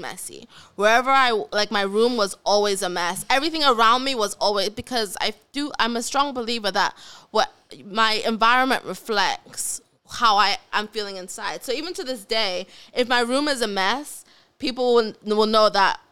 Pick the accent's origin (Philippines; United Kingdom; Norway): United Kingdom; accent: British; my British accent